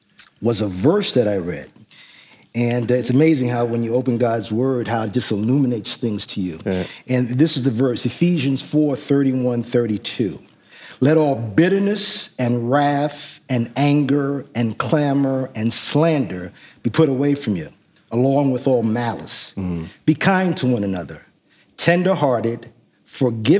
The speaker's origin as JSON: {"language": "English", "town": "New York City", "region": "New York", "country": "United States", "tie": "born or raised there", "also_born_or_lived": "Syracuse, New York / Boston, Massachusetts", "moved": "yes", "said": "I grew up in New York City in the South Bronx in the Millbrook Projects"}